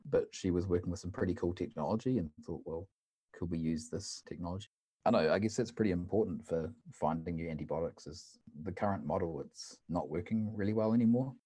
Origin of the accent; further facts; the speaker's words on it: New Zealand; moved away as an adult; now in Uppsala, Sweden; originally I'm from New Zealand